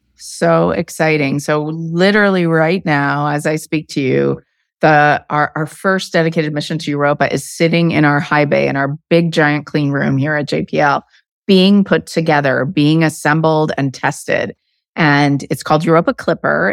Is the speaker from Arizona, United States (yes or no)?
yes; Arizona, United States; I grew up in Arizona